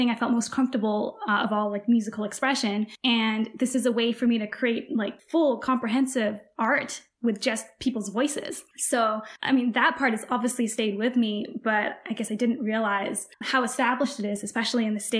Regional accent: Canada; I'm Canadian

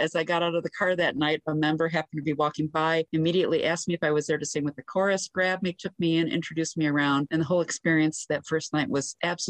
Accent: Chicago, Illinois, United States; My story goes back to when I was about 8 years old and I grew up in Chicago.

